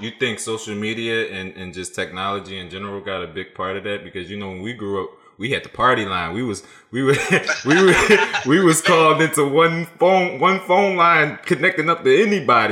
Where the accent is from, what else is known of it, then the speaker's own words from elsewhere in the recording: Philadelphia, Pennsylvania, United States; growing up in Philly is tough, bro